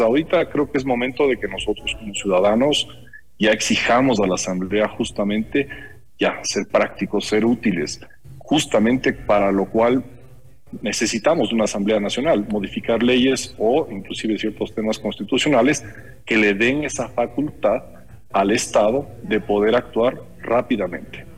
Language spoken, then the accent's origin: Spanish; Ecuador; todos nosotros como ecuatorianos